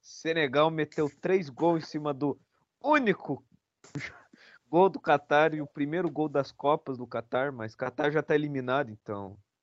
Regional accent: Brazil; eu sou brasileiro

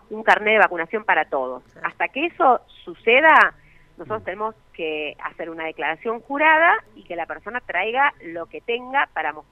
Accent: Argentina

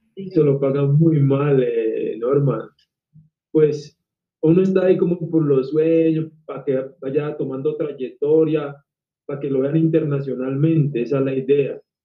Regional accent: Colombia; yo acá en mi país he trabajado con RCN

